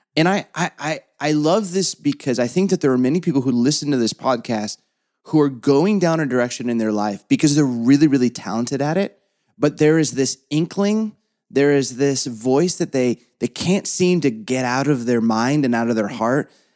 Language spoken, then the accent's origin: English; Southern California, United States; I can't roll my R's even though I'm from Southern California